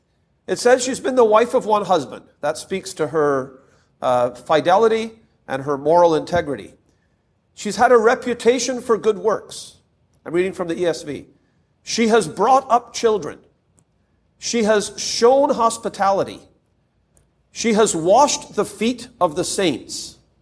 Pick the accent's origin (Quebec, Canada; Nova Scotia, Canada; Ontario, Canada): Ontario, Canada; Toronto; We had, growing up in Toronto, I would say without a word of exaggeration, I'm sure we had into the thousands of different believers in my aunt's home.